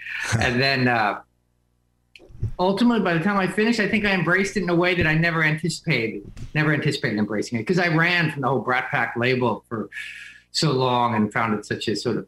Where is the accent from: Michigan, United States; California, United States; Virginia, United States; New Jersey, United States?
New Jersey, United States; also born or lived in New York; now in Manhattan, United States; I grew up in Jersey, and I've lived in New York